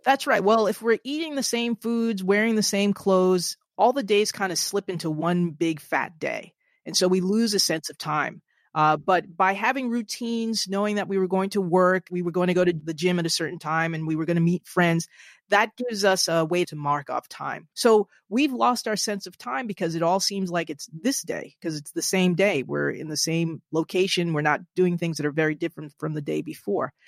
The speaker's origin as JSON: {"language": "English", "region": "New Jersey", "country": "United States", "tie": "born or raised there", "said": "my home state of New Jersey"}